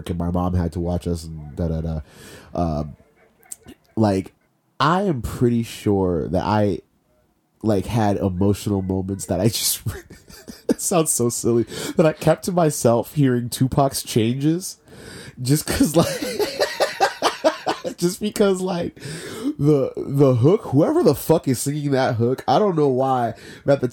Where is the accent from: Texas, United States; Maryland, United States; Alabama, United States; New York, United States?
Maryland, United States; also born or lived in Panama / Virginia; I was born in Panama, and then I lived there until I was three, and then I I lived in Virginia for three years. moved to, moved to Maryland when I was six, right?